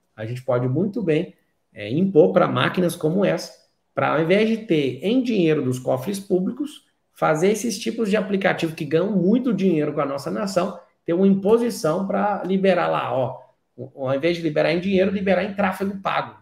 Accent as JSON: {"language": "Portuguese", "region": "Goiás", "country": "Brazil", "tie": "born or raised there", "said": "Posso te falar do estado onde eu nasci, que é o estado de Goiás"}